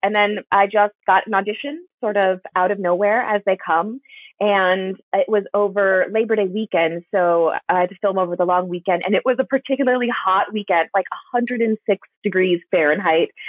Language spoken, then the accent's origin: English; Wisconsin, United States; moved away; I'm from Wisconsin originally